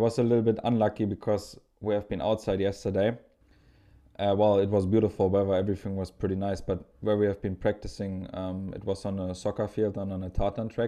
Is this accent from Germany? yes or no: yes; Potsdam, Brandenburg, Germany; moved away; also born or lived in Dresden; I'm from Potsdam, which is very close to Berlin.